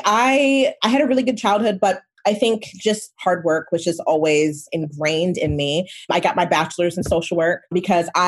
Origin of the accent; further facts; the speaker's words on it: Michigan, United States; moved away as an adult; also born or lived in Nigeria; now in California, United States; I grew up in Michigan. I grew up in the United States, but I was born in Nigeria.